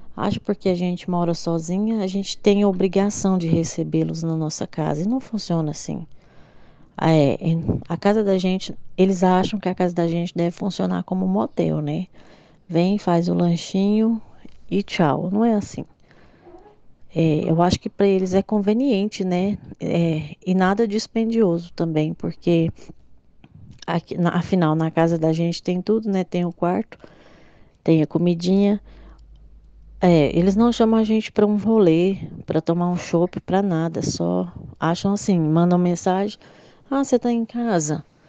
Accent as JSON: {"language": "Portuguese", "town": "Goiânia", "region": "Goiás", "country": "Brazil", "said": "eu sou de Goiânia, Goiás"}